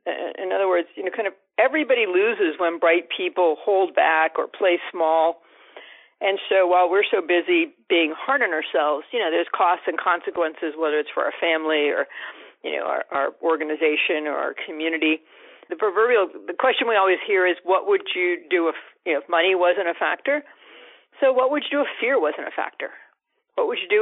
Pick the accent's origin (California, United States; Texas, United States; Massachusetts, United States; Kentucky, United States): Massachusetts, United States; my hometown here in Massachusetts